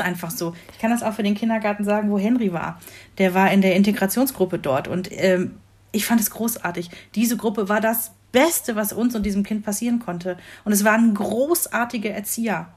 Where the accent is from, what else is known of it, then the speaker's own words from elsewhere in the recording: Rhineland, Germany; moved away; meine Heimatgemeinde, also da, wo ich ursprünglich herkomme, ein beschauliches äh, Städtchen im Rheinland